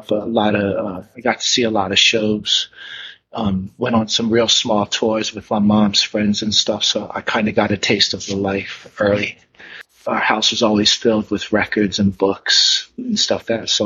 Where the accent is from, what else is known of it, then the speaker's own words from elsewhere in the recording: East Coast, United States; also born or lived in Virginia / New York City; I grew up on the East Coast. Um, I lived down south outside of Virginia and in New York City.